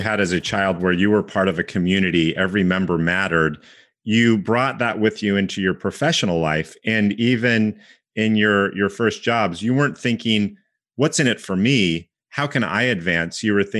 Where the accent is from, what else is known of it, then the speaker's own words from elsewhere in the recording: United States; as an American